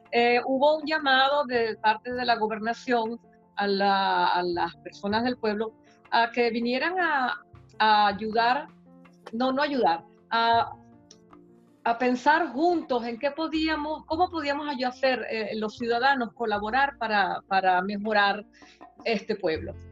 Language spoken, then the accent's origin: Spanish; Venezuela; moved away; que nosotros salimos de Venezuela, bueno, yo salí en una época en que no estaban las cosas tan malas, salí por otras razones, ¿verdad? Pero soy inmigrante también y creo que nosotros estamos aprendiendo muchísimo, los venezolanos estamos educándonos